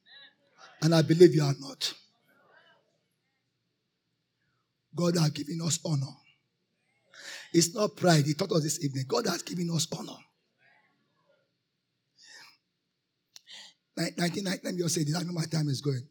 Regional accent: Nigeria; I am a Christian. Righteous before I'm a Nigerian

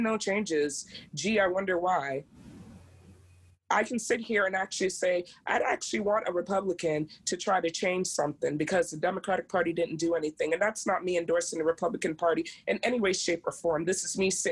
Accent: United States; now in Maryland, United States; I am African American

